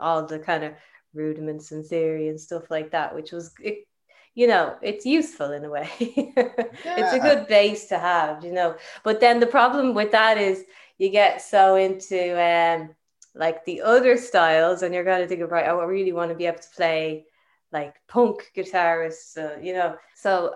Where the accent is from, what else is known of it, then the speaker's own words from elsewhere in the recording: Balbriggan, Leinster, Ireland; also born or lived in Camden, London, United Kingdom; I was actually born in Camden in London. And yeah, and then grew up in Balbriggan